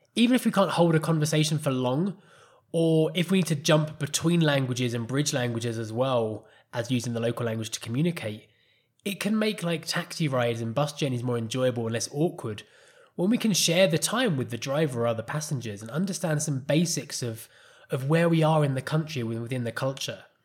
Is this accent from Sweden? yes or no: no; England, United Kingdom; first language English; moved away as an adult; also born or lived in Costa Rica; now in Colombia; as an English person